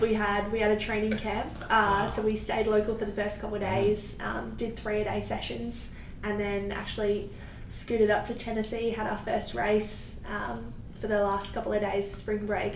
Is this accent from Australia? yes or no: yes; Melbourne, Victoria, Australia; moved away as an adult; now in Miami, United States; I'm from Melbourne, Australia